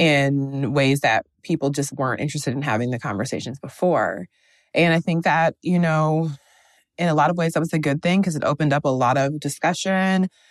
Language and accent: English; Wisconsin, United States; moved away as an adult; now in Brooklyn, United States; I'm originally from the Midwest, I'm from Wisconsin. I've been in Brooklyn for the past three years